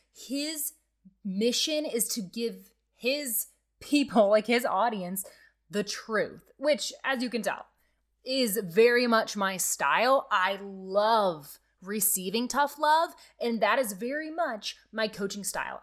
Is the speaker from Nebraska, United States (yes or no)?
yes; Nebraska, United States; I'm from Nebraska, okay? There's lots of farming happening around me